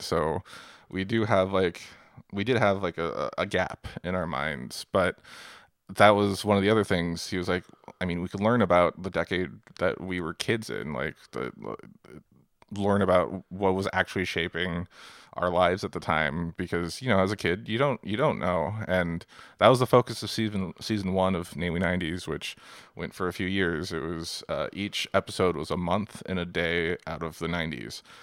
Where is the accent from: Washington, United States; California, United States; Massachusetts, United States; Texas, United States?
Washington, United States; Seattle; We grew up in Seattle